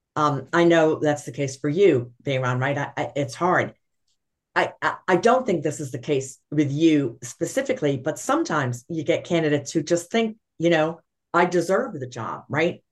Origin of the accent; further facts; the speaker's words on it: New York City, New York, United States; I'm a New Yorker by trade